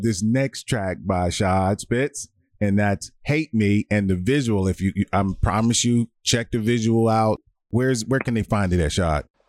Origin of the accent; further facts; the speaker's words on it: Washington, District of Columbia, United States; I grew up on Stanton Road